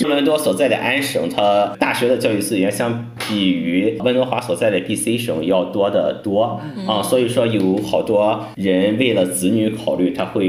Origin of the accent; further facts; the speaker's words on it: China; 我回国现在在国内的一个很重要的目的就是我想让我的孩子在中国出生，有一个中国的国籍。